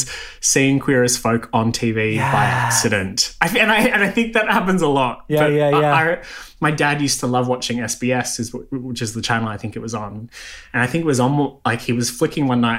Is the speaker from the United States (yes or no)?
no; Canberra, Australian Capital Territory, Australia; moved away as an adult; now in Melbourne, Australia; I grew up in Canberra